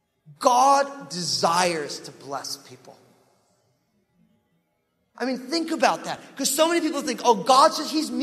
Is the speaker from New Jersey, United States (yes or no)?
yes; New Jersey, United States; I'm from New Jersey.